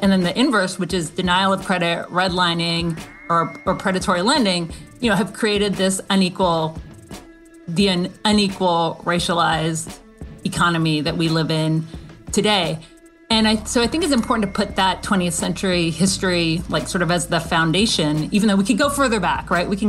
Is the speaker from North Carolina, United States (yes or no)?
no; Athens, Georgia, United States; Growing up in Athens, you know, my parents were like always, you know, on the brink